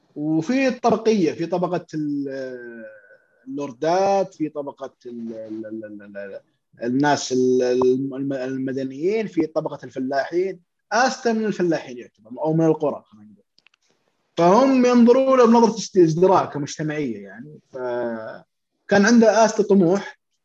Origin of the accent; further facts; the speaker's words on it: Saudi Arabia; عندنا في السعودية